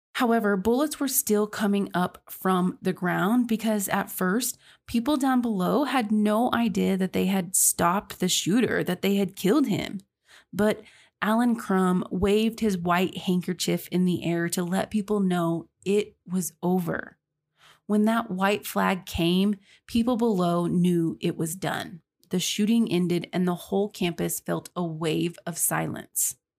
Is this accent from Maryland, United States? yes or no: no; Texas, United States; now in Oklahoma, United States; I may have been born in Oklahoma, which is where I currently live, but I was raised in Texas